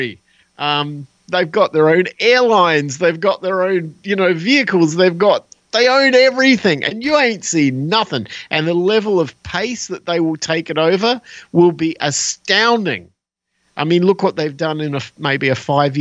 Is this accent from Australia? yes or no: yes; Australia; moved away; I was from Australia.